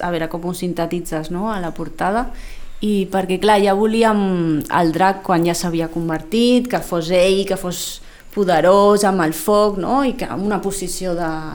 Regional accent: Lleida, Catalonia, Spain; also born or lived in Formentera; now in Sitges, Spain; jo sóc de Lleida i allí, allí havia creat el meu món

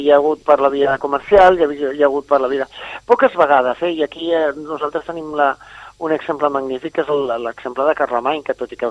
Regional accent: Catalonia, Spain; i en realitat som catalans i fixeu-vos que en un país tan petit

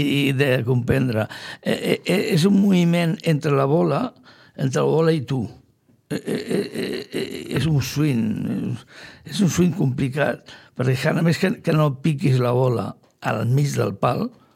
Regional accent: Sitges, Catalonia, Spain; soc fill de Sitges, i porto sitges al cor

